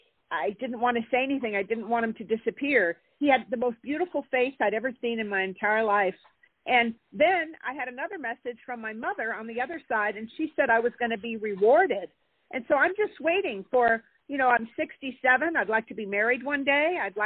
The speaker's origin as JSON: {"language": "English", "region": "California", "country": "United States", "said": "I'm from California."}